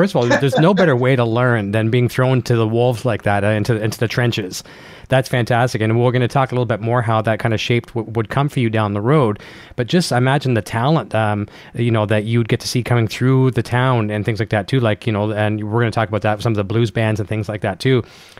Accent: Canada; So you come from a small town, and I like to say small town Canada, just like me.

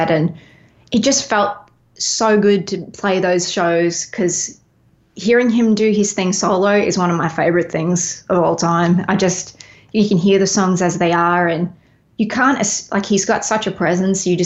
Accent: Nashville, Tennessee, United States; also born or lived in Los Angeles, United States; I know it is my it is my hometown. I've been here like I was in LA for was in LA for a little bit longer than I've been in Nashville now

